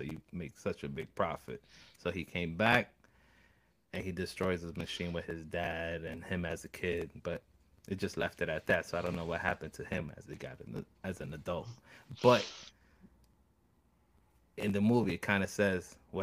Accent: New York, United States; I was born and raised in New York

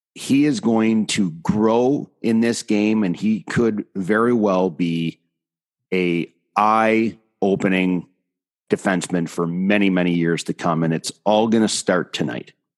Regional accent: three hours north of Toronto, Ontario, Canada; my hometown is three hours straight north of Toronto.

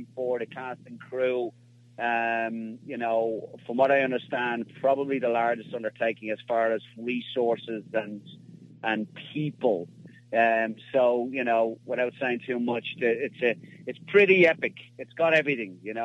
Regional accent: Dublin, Leinster, Ireland; I'm Irish. You know, I was born and raised in Dublin in Ireland

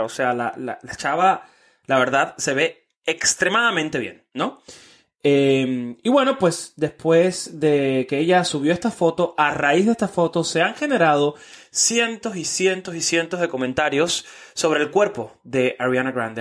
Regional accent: Miami, Florida, United States; also born or lived in Mexico City, Mexico; yo soy de acá. Llevo 19 años ya viviendo en Miami

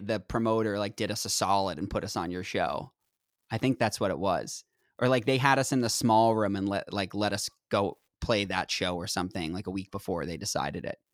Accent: Northeast, United States; I'm from the Northeast

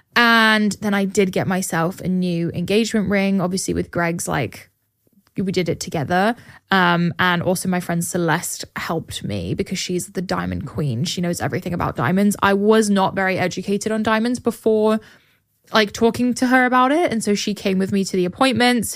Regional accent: England, United Kingdom; now in Austin, United States; my school that I grew up going to in England

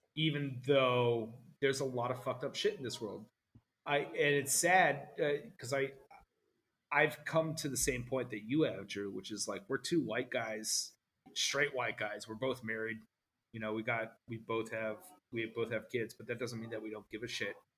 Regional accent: New Jersey, United States; my family growing up in New Jersey

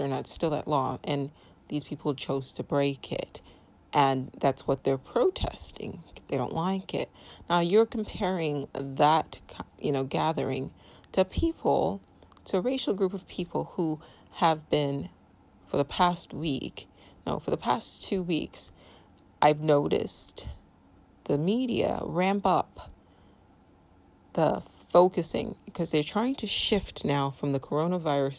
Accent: United States; I'm a U.S. citizen. I am a Nigerian American

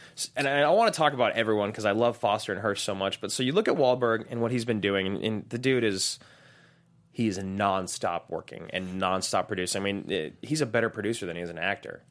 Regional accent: United States; born and raised in America.

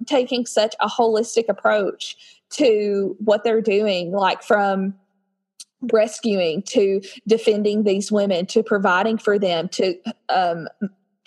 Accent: Nashville, Tennessee, United States; I'm from Tennessee near the Nashville area

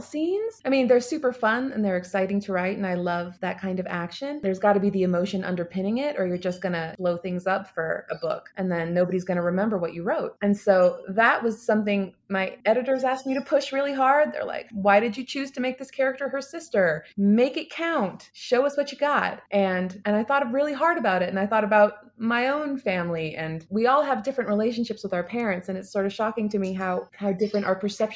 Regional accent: United States; I'm here being American

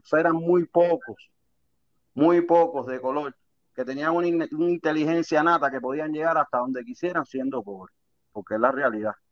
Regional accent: Cuba; Todos somos cubanos, no somos hermanos.

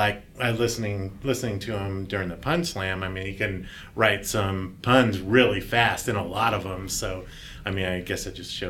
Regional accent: Bay Area, California, United States; Yeah, so Bay Area in California.

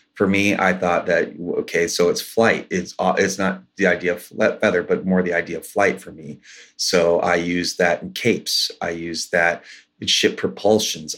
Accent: Washington, United States; I grew up here in Washington State. Uh, my tribe is the Port Gamble Squalone tribe. Our reservation's locally known as Little Boston

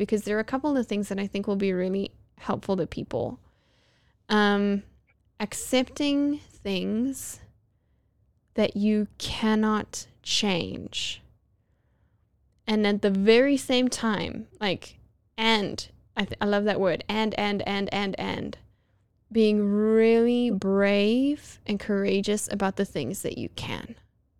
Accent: Johannesburg, Gauteng, South Africa; now in United States; my hometown of Johannesburg, South Africa

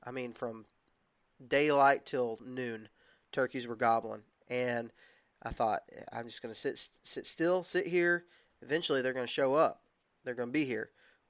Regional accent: Texas, United States; I grew up hunting Rios in Texas, and hunting Rios in Texas, the way we hunted them, you just stayed put

